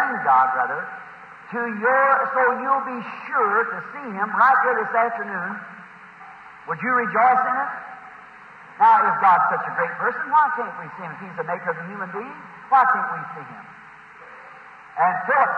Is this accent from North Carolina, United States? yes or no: no; Indiana, United States